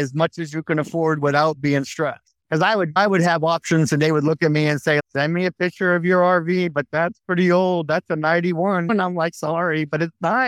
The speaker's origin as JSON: {"language": "English", "region": "New Hampshire", "country": "United States", "tie": "born or raised there", "also_born_or_lived": "Maine", "moved": "yes", "said": "But a lot of my enjoyment was where I'm from, New England. So I grew up in New Hampshire."}